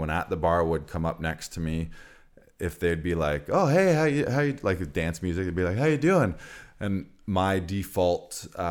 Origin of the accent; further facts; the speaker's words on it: Orillia, Ontario, Canada; moved away as an adult; also born or lived in London, Ontario; I'm not from Barrie. I'm from Orillia